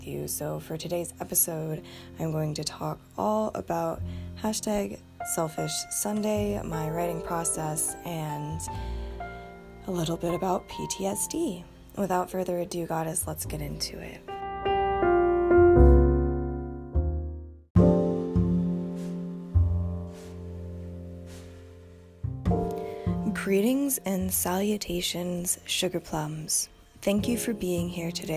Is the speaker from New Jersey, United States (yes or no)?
no; Bozeman, Montana, United States; I am a light-skinned woman of color who grew up in the Gallatin Valley. I was born in Bozeman